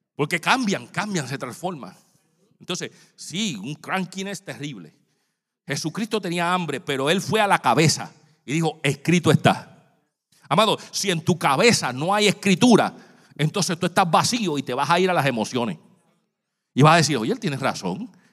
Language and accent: Spanish; San Juan, Puerto Rico; moved away; yo cuando era niño, yo estaba, vivía en Santurce, Puerto Rico